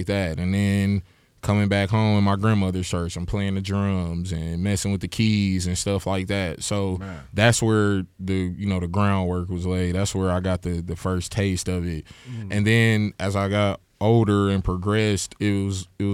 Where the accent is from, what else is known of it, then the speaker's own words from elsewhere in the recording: Milwaukee, Wisconsin, United States; I'm from Milwaukee, for sure. Grew up on the east side.